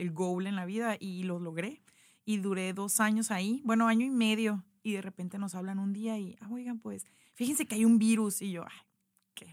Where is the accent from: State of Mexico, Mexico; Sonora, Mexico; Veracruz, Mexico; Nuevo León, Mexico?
Sonora, Mexico; Hermosillo; moved away as an adult; also born or lived in Ciudad Obregón / Mexico City / Guadalajara / Zacatecas; soy de Hermosillo